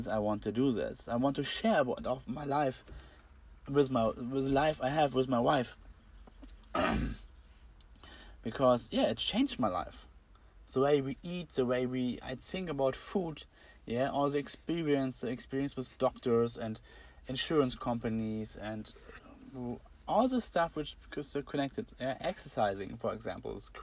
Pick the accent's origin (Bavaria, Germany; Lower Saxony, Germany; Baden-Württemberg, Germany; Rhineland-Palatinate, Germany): Lower Saxony, Germany; Braunschweig; I'm from Germany, Braunschweig is a city